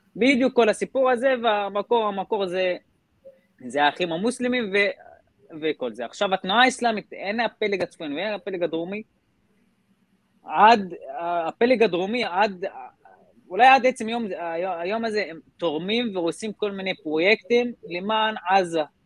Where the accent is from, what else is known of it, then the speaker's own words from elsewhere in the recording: Israel; גדלתי בכפר בדואי